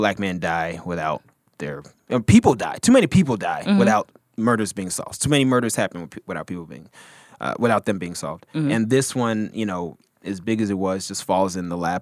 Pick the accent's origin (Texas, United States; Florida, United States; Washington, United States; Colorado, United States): Texas, United States; the South; I'm from the South, and I'm talking about, like, Texas-wise